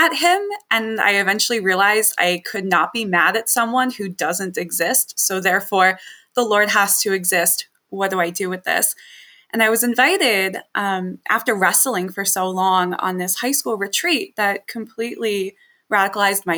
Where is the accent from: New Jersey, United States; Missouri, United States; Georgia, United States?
New Jersey, United States; I was raised in New Jersey in a Catholic household